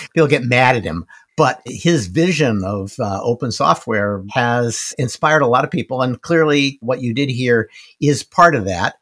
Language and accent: English; United States; I'm an American